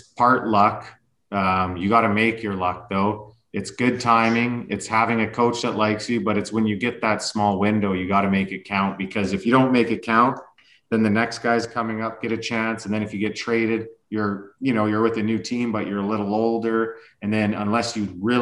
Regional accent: Lethbridge, Alberta, Canada; moved away; just stayed in Lethbridge, Alberta, where I grew up playing club hockey all the way until, well, actually I even played junior too. So I was able to play in my hometown pretty long time

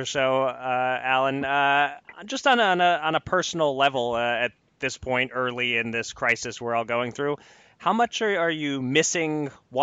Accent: Philadelphia, Pennsylvania, United States; As a Philadelphian

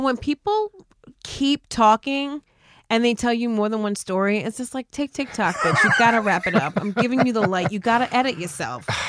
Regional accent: New Jersey, United States; also born or lived in West Coast; I'm from Jersey and it's almost like a speech impediment

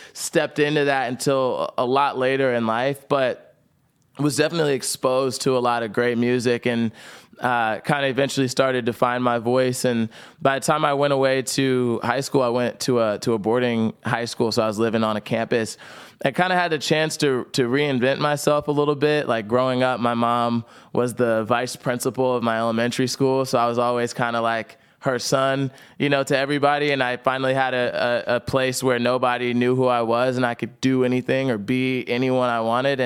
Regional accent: New Jersey, United States; I grew up in South Jersey

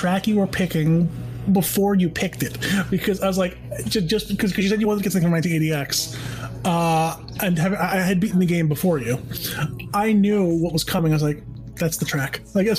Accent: Long Island, New York, United States; because I'm from Long Island

